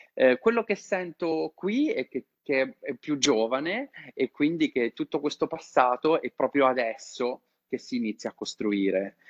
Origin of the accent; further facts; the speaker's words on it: Italy; moved away as an adult; io sono italiano, vivo all'estero da tanti anni